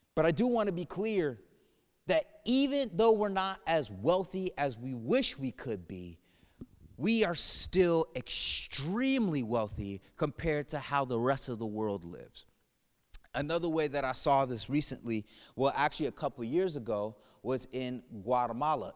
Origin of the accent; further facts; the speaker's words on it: New England, United States; moved away; I'm from New England area, and when I turned sixteen, I got a job at the Basketball Hall of Fame